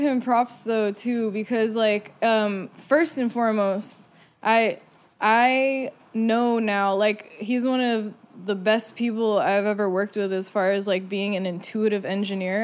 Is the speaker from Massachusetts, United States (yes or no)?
no; Santa Cruz, California, United States; moved away; growing up in Santa Cruz